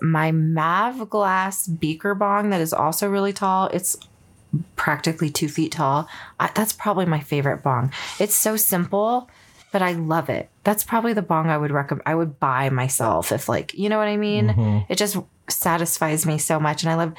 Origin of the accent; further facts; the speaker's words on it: California, United States; moved away; I'm actually from California